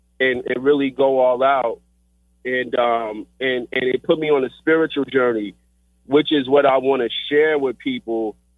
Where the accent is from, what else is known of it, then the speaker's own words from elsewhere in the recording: Riverdale, Georgia, United States; I was raised in Riverdale, Georgia